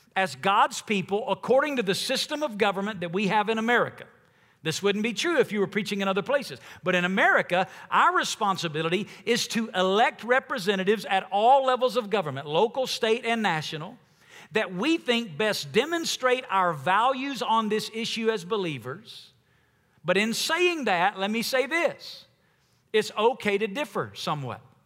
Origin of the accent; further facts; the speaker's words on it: United States; as Americans